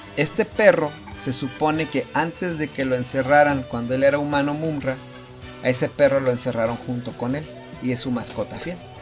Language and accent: Spanish; Mexico; como mexicanos, como latinos